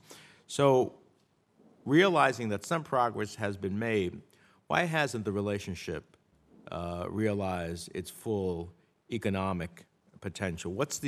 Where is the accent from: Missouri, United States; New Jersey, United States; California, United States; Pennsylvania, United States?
New Jersey, United States; my home state of New Jersey.